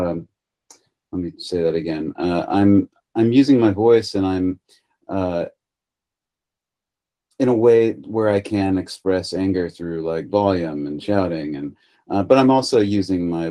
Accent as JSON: {"language": "English", "country": "United States", "said": "as an American"}